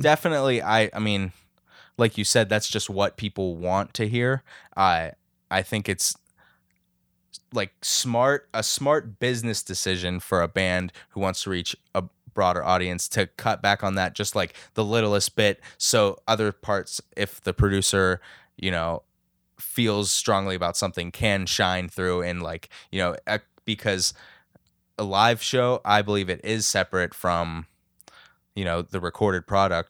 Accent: Lower Burrell, Pennsylvania, United States; I'm from Lower Berle, New Kensington

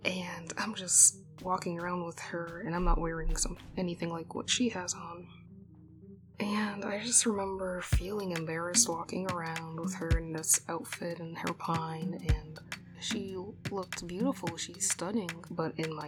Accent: Boston, Massachusetts, United States; I was born in Boston and raised in a suburb outside of the city

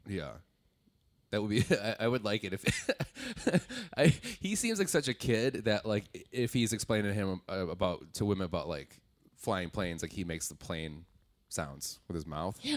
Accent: Wisconsin, United States; I'm from Wisconsin

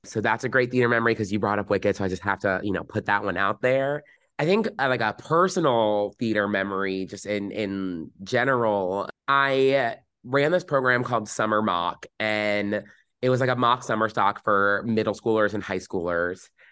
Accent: New Jersey, United States; growing up in New Jersey, very, very fortunate

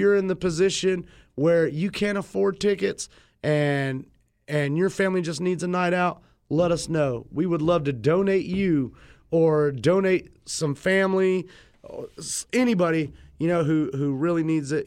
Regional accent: Raeford, North Carolina, United States; also born or lived in Fayetteville, North Carolina

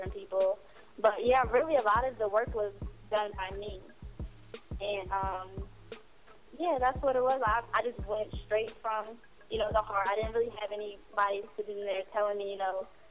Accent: Virginia, United States; also born or lived in Puerto Rico; I am from Virginia

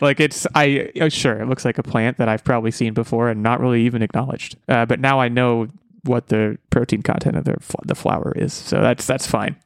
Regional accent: United States; I'm American

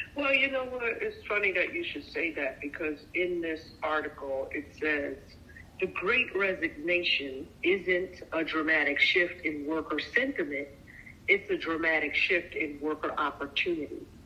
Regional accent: New York, United States; moved away; also born or lived in California; I come from New York

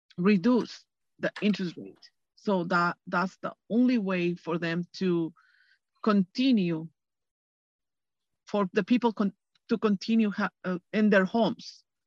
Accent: Mexico; English is a second language; moved away as an adult; now in Huntington Beach, United States; I am from Mexico. I was born in Mexico.

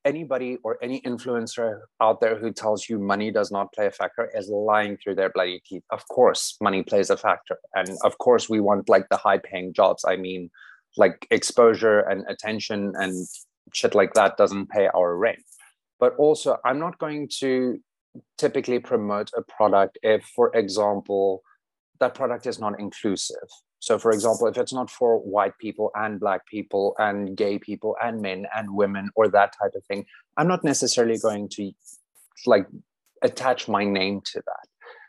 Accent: Gobabis, Omaheke, Namibia; moved away; there's a town called Hubabis. A little bit to the right, a little bit more. Oh, is it the one with the G? Yes. So that was my hometown. And I lived about 150 kilometers north of that. So the middle of nothing.

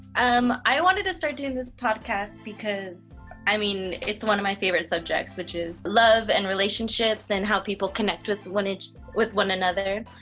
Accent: Whittier, California, United States; I'm from Whittier. I still live in Whittier and uh, Whittier, California, to be specific

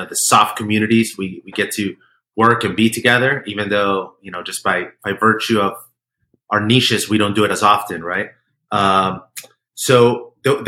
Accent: Colombia; moved away; I was born in Colombia

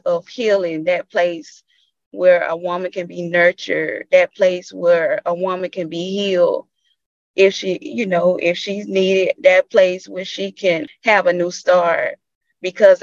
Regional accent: Bainbridge, United States; life growing up in Bainbridge was a journey

